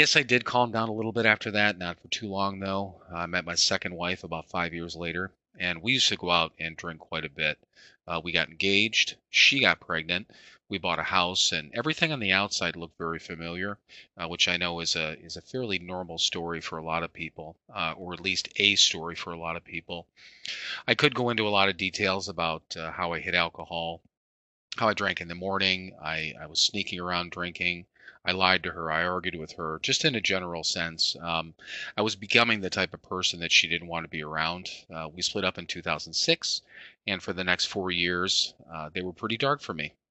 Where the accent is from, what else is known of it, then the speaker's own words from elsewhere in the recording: Parma, Ohio, United States; I was born in Parma, Ohio